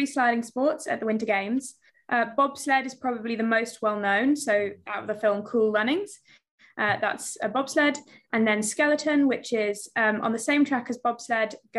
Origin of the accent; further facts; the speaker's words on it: United Kingdom; accent: British; I grew up in the UK